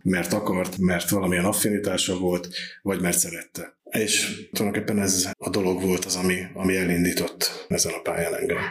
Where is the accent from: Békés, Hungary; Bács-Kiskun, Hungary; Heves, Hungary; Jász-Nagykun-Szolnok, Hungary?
Heves, Hungary; Eger; moved away as an adult; now in Zalaegerszeg, Hungary; egri születésű vagyok